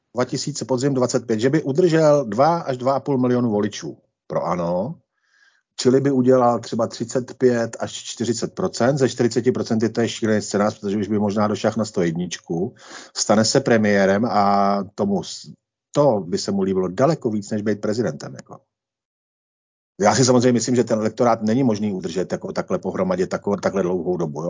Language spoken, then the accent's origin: Czech; Senohraby, Central Bohemian Region, Czechia; obec Senohraby, kde jsem vychodil základní školu a odkud pocházím